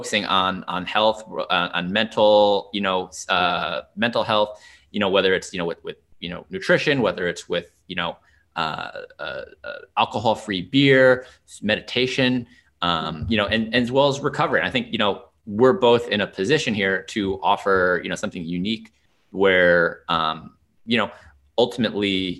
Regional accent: Long Island, New York, United States; now in Washington DC area, United States; I grew up on Long Island

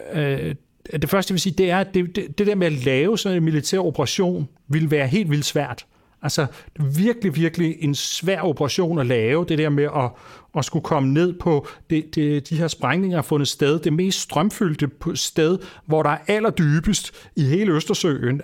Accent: Denmark; vi som danskere

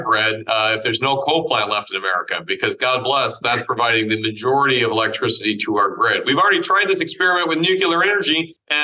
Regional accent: Iowa, United States; my home state in Iowa

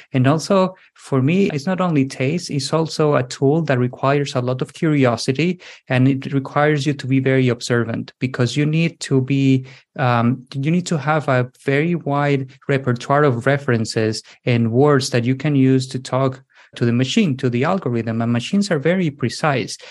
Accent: southwest Spain, Spain; English is a second language; moved away as an adult; also born or lived in United States / Lisbon area, Portugal; So I'm originally from Spain. I was born in the southwest of Spain, but then I moved to the United States in my early 20s.

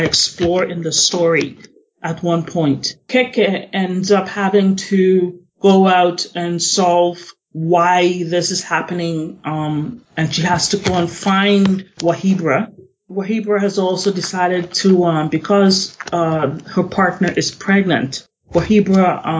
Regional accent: Trinidad & Tobago; now in Canada; I was raised in Trinidad, but however, I was born in Canada. I am living in Canada now.

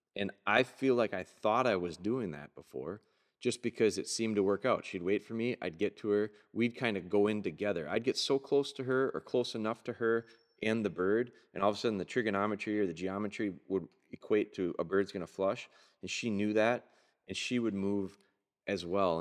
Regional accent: Pulaski, Wisconsin, United States; Pulaski, my hometown

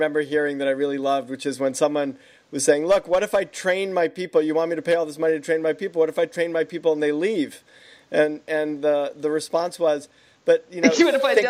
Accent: New York, United States; And I grew up in New York.

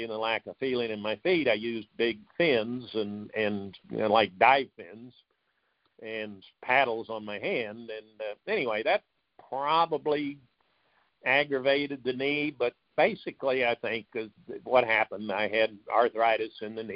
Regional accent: Tulsa, Oklahoma, United States; also born or lived in South Bend, Indiana; I grew up in Tulsa

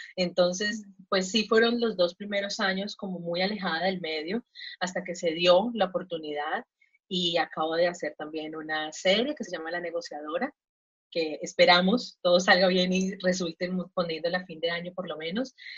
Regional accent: Colombia; moved away as an adult; now in Mexico; yo soy colombiana, eh, vivo acá en México hace tres años y medio

